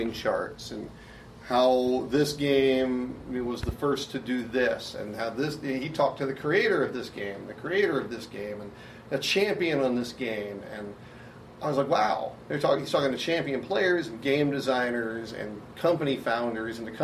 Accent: Garland, Texas, United States; I was in Garland, Texas, my hometown, where I grew up

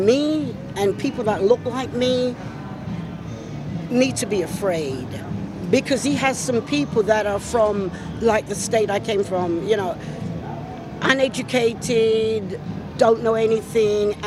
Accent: England, United Kingdom; moved away as an adult; now in United States; I'm from England

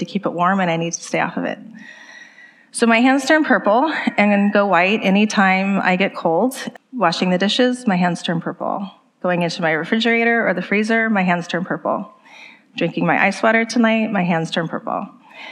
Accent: the Bay Area, California, United States; I grew up in the Bay Area, just about an hour outside of San Francisco

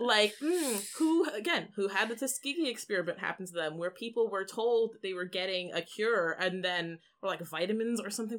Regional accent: Canada; we are a Canadian podcast and Canadian people

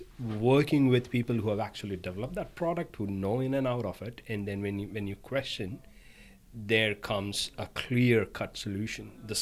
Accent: India; now in Australia; I'm from India.

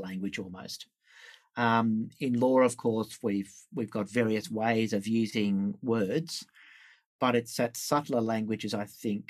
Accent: Sydney, New South Wales, Australia; I grew up in Sydney here

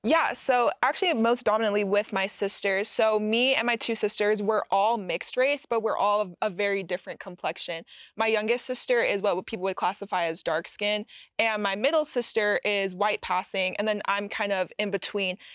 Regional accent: Utah, United States; growing up in Utah, I was assimilated around a lot of white people

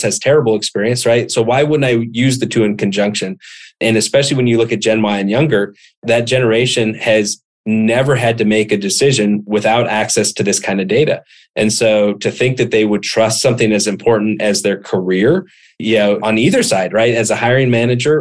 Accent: Montana, United States; I grew up in Montana

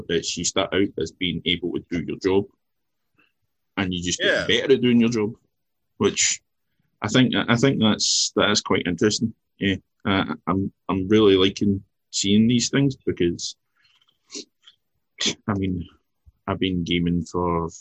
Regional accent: Scotland, United Kingdom; being Scottish

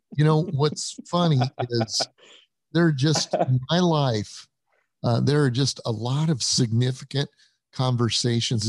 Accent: Denver, Colorado, United States; moved away as an adult; also born or lived in Illinois; I was raised in Denver, Colorado.

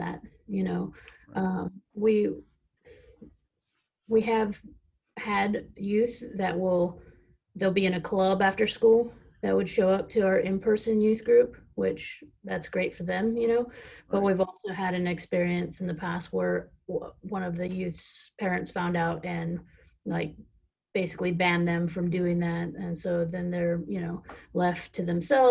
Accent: Fresno, California, United States; growing up in Fresno

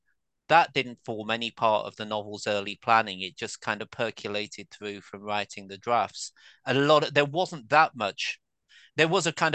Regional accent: Birmingham, West Midlands, United Kingdom; accent: Birmingham; also born or lived in Ireland; now in Canterbury, United Kingdom; So up until the age of 4 or 5, I had a broad Irish accent. Then it became a broad Birmingham accent. But I've lived outside of Birmingham since 1987. I've been in Canterbury for 30 years.

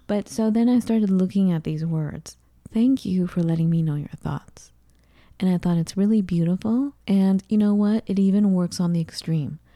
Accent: United States; growing up in the United States as an immigrant

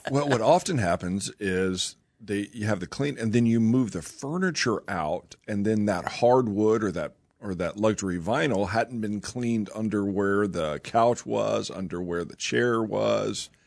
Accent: Oklahoma, United States; moved away as an adult; also born or lived in Raleigh, North Carolina; I grew up here in Oklahoma

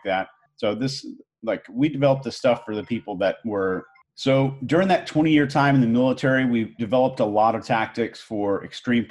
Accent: Houston, Texas, United States; also born or lived in Arkansas; I was born in Arkansas, believe it or not, and grew up in Houston, Texas as a kind of a country boy

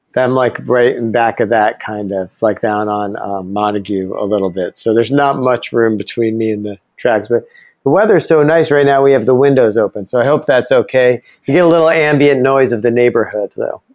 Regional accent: Ithaca, New York, United States; my uh, small hometown has like three institutions of higher learning. Uh, one was Ithaca College

